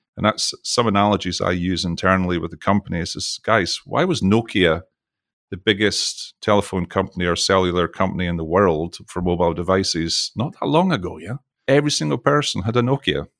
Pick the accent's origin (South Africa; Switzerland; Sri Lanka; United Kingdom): United Kingdom; Scotland; now in Texas, United States; you can probably tell from my accent, I'm from Scotland